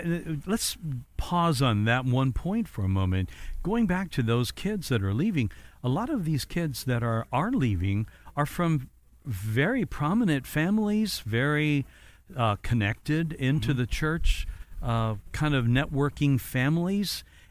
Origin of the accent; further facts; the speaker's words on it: Evansville, Indiana, United States; moved away; my hometown was Evansville.